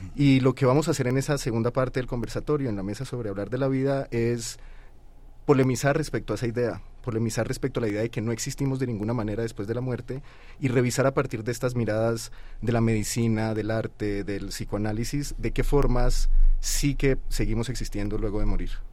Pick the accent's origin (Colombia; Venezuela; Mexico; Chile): Colombia; yo soy colombiano